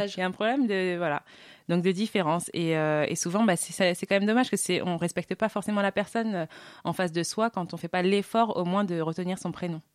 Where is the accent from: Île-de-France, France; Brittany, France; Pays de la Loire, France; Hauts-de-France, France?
Île-de-France, France; Saint-Cloud; je suis de Saint-Cloud